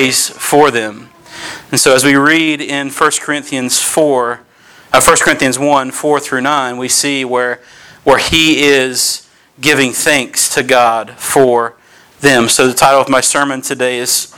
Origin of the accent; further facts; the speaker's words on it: Kinston, North Carolina, United States; moved away as an adult; also born or lived in Greenville, North Carolina; now in Northern Virginia, United States; I was born and raised in Kinston, North Carolina.